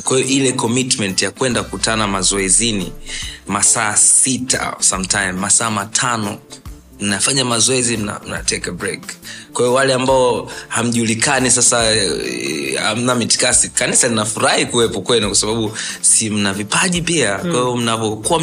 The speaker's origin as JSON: {"language": "Swahili", "region": "Dar es Salaam", "country": "Tanzania", "tie": "born or raised there", "said": "mi nimezaliwa Sinza"}